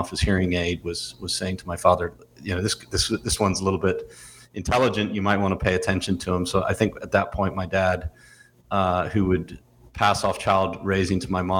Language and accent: English; Louisiana, United States; born or raised there; also born or lived in Belfast, Northern Ireland